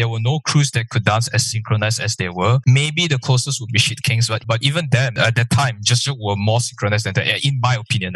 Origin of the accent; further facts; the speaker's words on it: Malaysia; I'm Malaysian